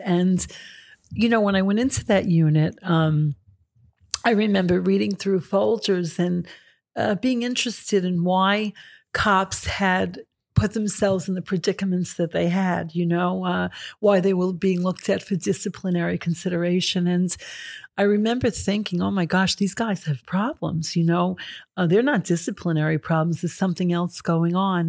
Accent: New York City, New York, United States; I grew up in Astoria, Queens

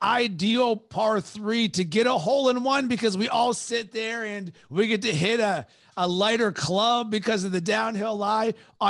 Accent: Pittsburgh, Pennsylvania, United States; I'm from Pittsburgh originally. I'm a diehard Penguins fan.

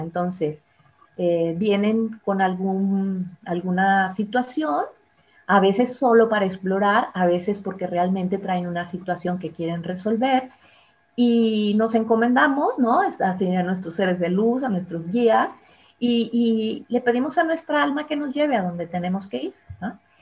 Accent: Monterrey, Nuevo León, Mexico; moved away; yo soy de Monterrey

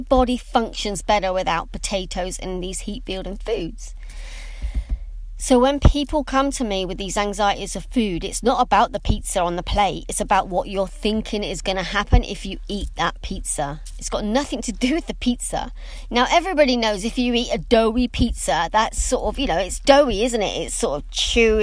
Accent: England, United Kingdom; for me being English

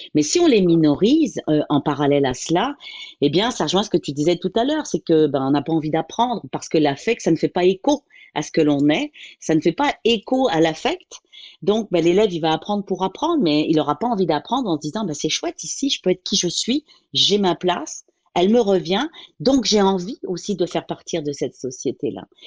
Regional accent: Paris, Île-de-France, France; je suis originaire euh, de la France, de Paris, pour être plus précise

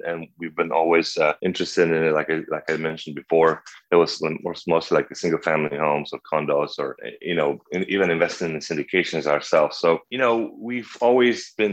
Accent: Poland; moved away as an adult; also born or lived in Krakow, Poland / Canada / Pennsylvania, United States; now in Arcadia, Arizona, United States; I was born and raised in Poland

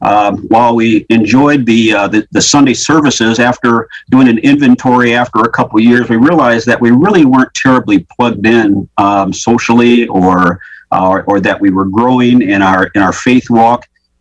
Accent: Minnesota, United States; moved away as an adult; now in Naperville, United States; I'm originally from Minnesota.

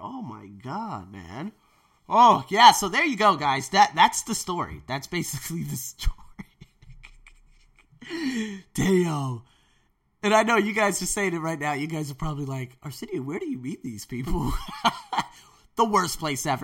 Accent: United States; now in Thailand; I'm an American teacher

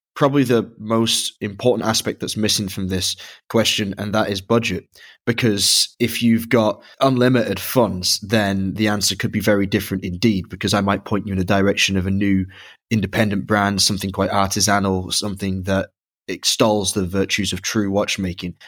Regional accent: Dublin, Leinster, Ireland; I was born in Dublin, but have also visited and worked in Dublin, Ohio.

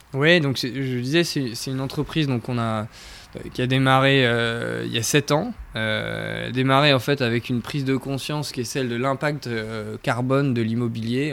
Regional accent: Brittany, France; moved away; je viens de Bretagne, donc ça, c'est une appartenance dont je suis très fier.

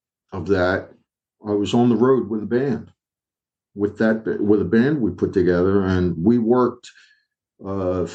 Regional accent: Philadelphia, Pennsylvania, United States; I'm from North Philly, not Northeast

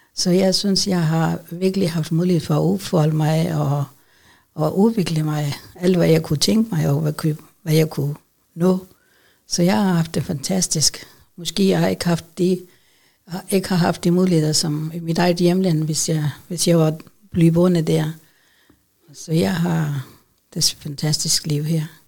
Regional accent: Pakistan; Danish is a second language; moved away as an adult; now in Odense, Denmark; jeg kommer fra Pakistan, øh, starten af 1970

